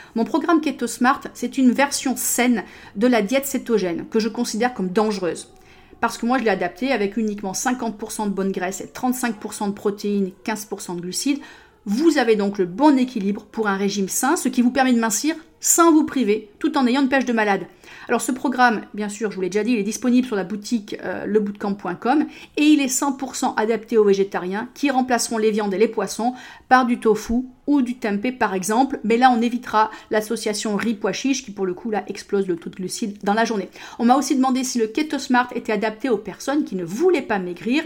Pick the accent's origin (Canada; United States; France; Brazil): United States; moved away; chez moi aux États-Unis